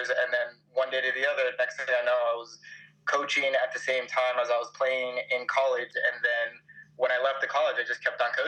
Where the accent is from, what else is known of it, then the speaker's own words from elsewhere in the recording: Coral Springs, Florida, United States; moved away as an adult; now in Germany; I grew up in South Florida, in Coral Springs, Florida